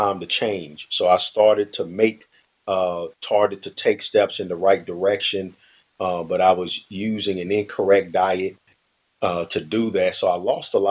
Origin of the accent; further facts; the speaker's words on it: St. Louis, Missouri, United States; born and raised in St. Louis, Missouri.